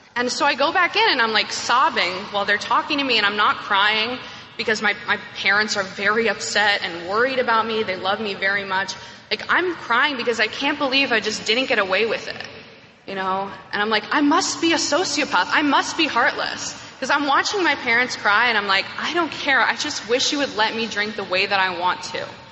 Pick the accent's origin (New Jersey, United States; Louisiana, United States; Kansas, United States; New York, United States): New York, United States; I'm from New York. I grew up on the upper, upper west side, as we call it